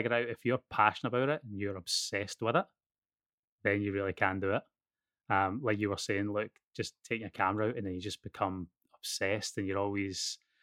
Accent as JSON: {"language": "English", "region": "Scotland", "country": "United Kingdom", "tie": "born or raised there", "also_born_or_lived": "Los Angeles", "accent": "Scottish", "moved": "as an adult", "lives_now": "Australia", "said": "growing up in Scotland"}